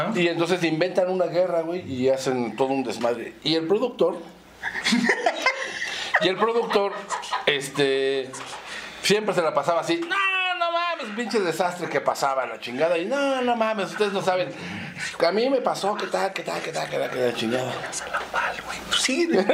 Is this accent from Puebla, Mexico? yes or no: no; Mexico City, Mexico; also born or lived in Zamora, Michoacán; ahí en la colonia este, Condesa. Ahí es donde nací. Es de la Condesa. Sí. Luego ya nos fuimos a vivir a la Roma.